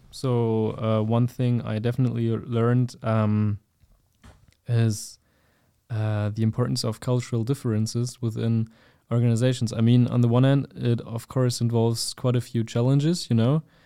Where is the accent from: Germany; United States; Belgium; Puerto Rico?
Germany; I'm from Germany, and we also have a lot of different cultures in Germany